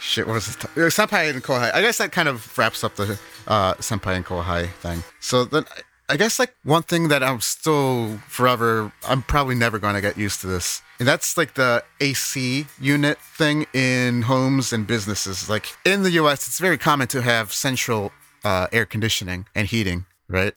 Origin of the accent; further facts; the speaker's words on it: Chicago, Illinois, United States; now in Japan; I'm a Chicagoan